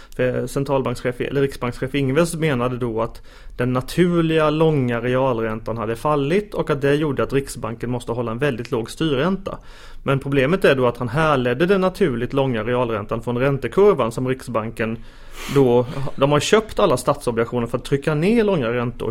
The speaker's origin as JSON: {"language": "Swedish", "region": "Småland", "country": "Sweden", "moved": "yes", "lives_now": "Stockholm, Sweden", "said": "jag då som eh, ilsken smålänning. Eh, man försöker ta smålänningen ur mig men det verkar inte gå här i Stockholm"}